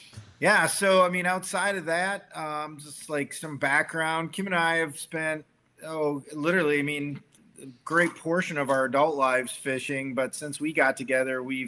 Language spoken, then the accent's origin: English; Wisconsin, United States; moved away as an adult; also born or lived in Montana; I actually grew up in Wisconsin